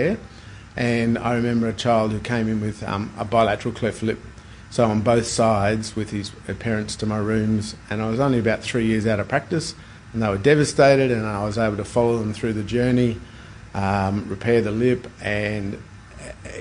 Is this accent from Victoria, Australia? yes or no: no; Brisbane, Queensland, Australia; I grew up in Brisbane and I studied in Brisbane